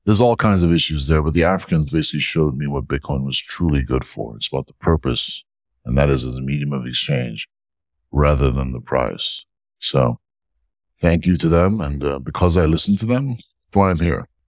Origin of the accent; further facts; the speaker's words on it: New York, United States; So we came to the West. We had a hard life. I grew up in Hell's Kitchen in New York in the 80s and 90s, working my parents' newsstand